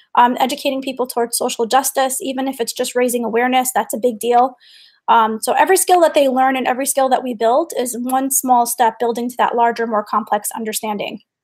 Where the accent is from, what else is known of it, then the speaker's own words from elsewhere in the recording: New York, United States; I grew up in New York in during 9-11